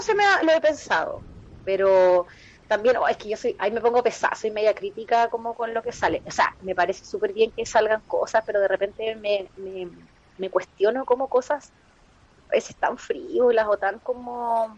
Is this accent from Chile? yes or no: yes; Concepción, Biobío, Chile; nunca he vivido en mis 34 años, nunca he vivido en otra ciudad, así que soy muy penquista